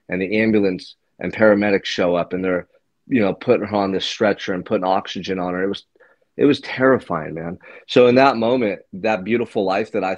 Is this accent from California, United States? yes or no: yes; Santa Barbara, California, United States; I'm from Santa Barbara, California, beautiful beach community, right near the ocean.